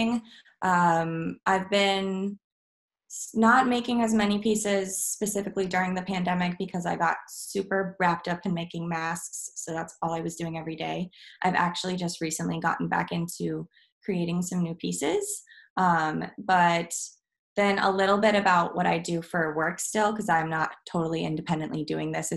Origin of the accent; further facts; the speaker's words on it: Midwest, United States; now in Brooklyn, United States; I'm from the Midwest